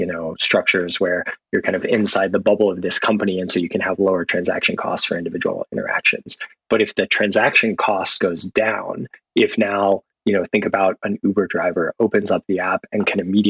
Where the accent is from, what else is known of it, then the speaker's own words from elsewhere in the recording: Austin, Texas, United States; I grew up in Austin, Texas